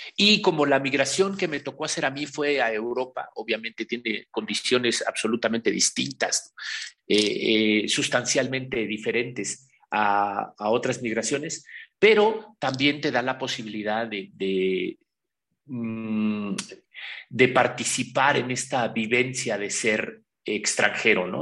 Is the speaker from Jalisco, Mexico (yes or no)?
no; Pahuatlán, Puebla, Mexico; moved away; also born or lived in Mexico City / Barcelona; que vengo de la Sierra Norte del Estado de Puebla, de Pahuatlán, Puebla, el lugar donde está enterrado mi ombligo